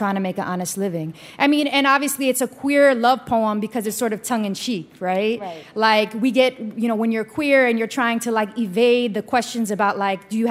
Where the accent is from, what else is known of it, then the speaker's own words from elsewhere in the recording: New York City, New York, United States; moved away as an adult; now in Philadelphia, United States; I'm born and raised in New York City